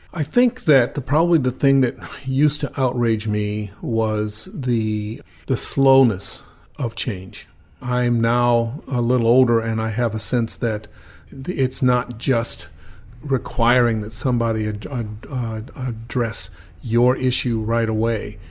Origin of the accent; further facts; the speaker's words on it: Atlanta, Georgia, United States; also born or lived in Baton Rouge, Louisiana; now in Oregon, United States; when I was in elementary school in Atlanta